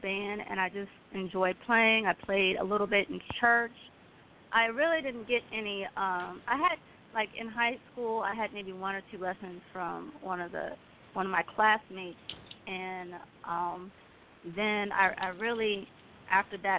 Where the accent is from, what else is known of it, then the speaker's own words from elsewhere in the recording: Fairfax County, Virginia, United States; my first instrument growing up in Fairfax County in Virginia was the cello